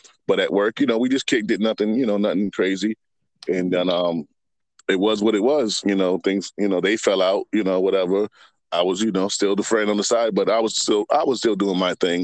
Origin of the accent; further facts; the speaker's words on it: Boston, Massachusetts, United States; also born or lived in Virginia; I moved back from Virginia to Boston